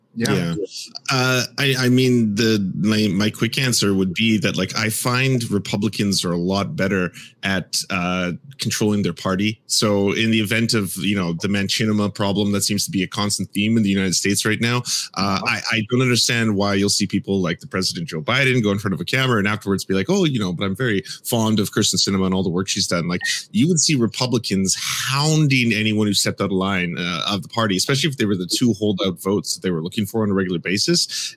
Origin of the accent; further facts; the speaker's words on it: Canada; As a Canadian